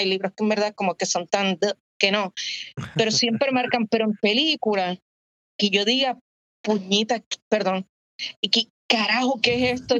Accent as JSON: {"language": "Spanish", "town": "San Juan", "country": "Puerto Rico", "tie": "born or raised there", "also_born_or_lived": "Santurce, Puerto Rico", "said": "en mi adolescencia, preadolescencia en Coupey, yo viví en Coupey hasta los 20"}